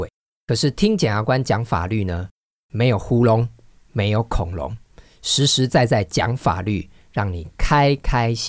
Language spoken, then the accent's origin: Chinese; Taiwan; 其实我们台湾人民的水准哈，真的是这个越来越好了哈。